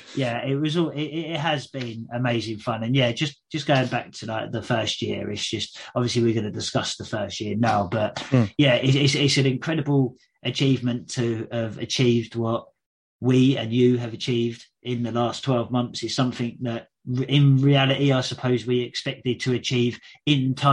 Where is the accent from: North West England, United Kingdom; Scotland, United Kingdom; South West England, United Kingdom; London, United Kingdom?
London, United Kingdom; I'm from the London Borough of Sutton.